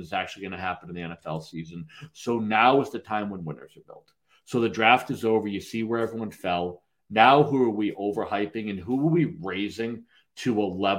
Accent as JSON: {"language": "English", "region": "New England", "country": "United States", "said": "I'm from here, you know that, you can tell from my accent"}